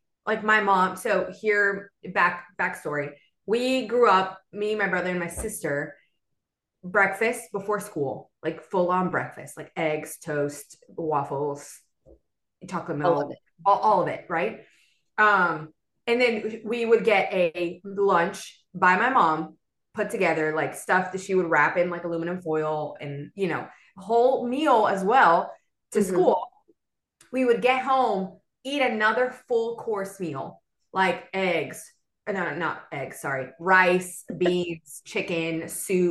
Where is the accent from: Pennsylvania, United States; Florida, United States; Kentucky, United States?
Florida, United States; Miami; moved away as an adult; also born or lived in Venezuela; now in Birmingham, United States; I was born and raised in Miami